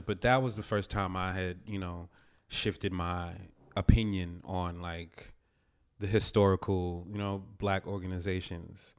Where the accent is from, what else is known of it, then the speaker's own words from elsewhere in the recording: New Jersey, United States; where I grew up in Jersey